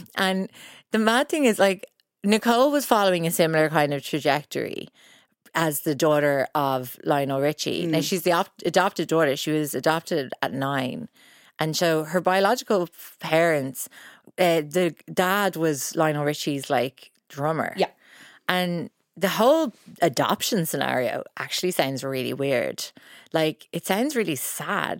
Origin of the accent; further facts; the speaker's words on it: Ireland; being Irish